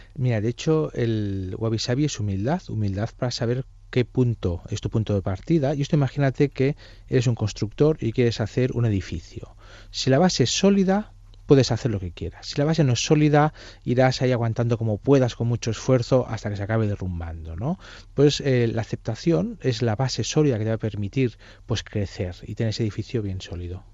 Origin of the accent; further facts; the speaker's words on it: Catalonia, Spain; soy catalán